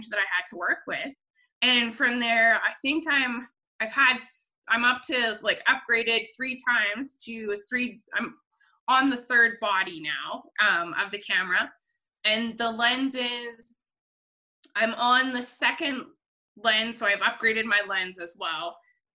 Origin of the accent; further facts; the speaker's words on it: Rocky Mountain House, Alberta, Canada; My hometown rodeo of Rocky Mountain House